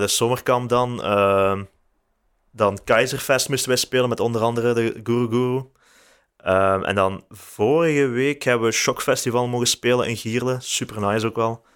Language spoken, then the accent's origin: Dutch; Houthalen-Helchteren, Flanders, Belgium; now in Leuven, Belgium; Ik ben van Houtalen